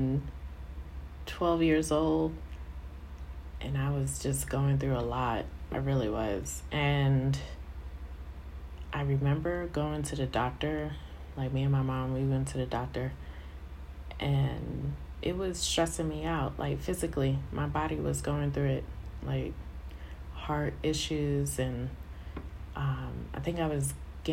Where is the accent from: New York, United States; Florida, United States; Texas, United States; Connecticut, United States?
New York, United States; New York City; moved away as an adult; now in Colorado, United States; born and raised in Brooklyn and in Queens